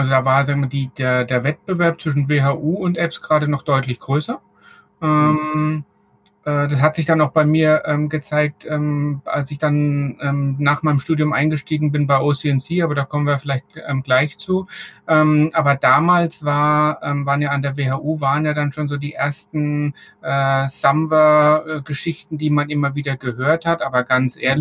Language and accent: German; Bavaria, Germany; Als, als Franke ist man ja